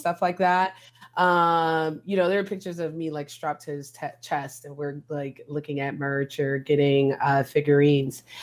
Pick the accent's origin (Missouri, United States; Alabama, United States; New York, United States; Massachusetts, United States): New York, United States; I'm from New York